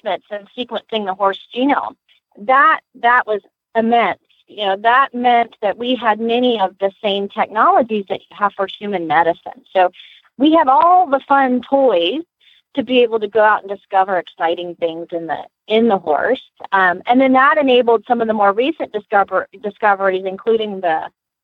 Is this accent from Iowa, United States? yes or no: no; Lexington, Kentucky, United States; now in Gainesville, United States; I was born in Lexington